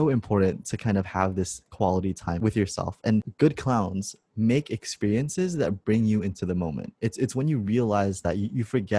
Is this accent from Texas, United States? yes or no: no; Los Angeles, California, United States; I'm from Los Angeles, California.